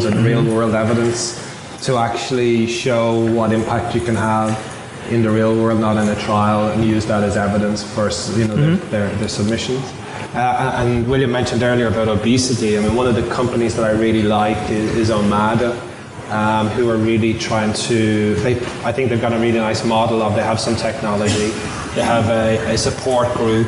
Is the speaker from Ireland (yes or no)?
yes; Ireland; accent: Irish; now in Boston, United States; So I moved from Ireland to Boston.